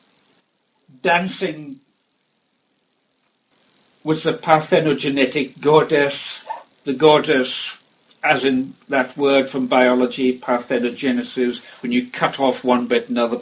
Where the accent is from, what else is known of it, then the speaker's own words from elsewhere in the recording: Outer Hebrides, Scotland, United Kingdom; I come from the Outer Hebrides